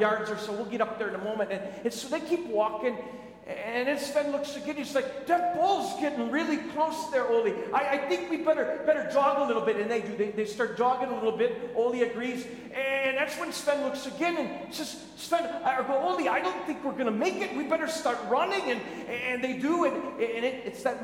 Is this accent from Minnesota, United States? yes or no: yes; Minnesota, United States; moved away; I grew up in Minnesota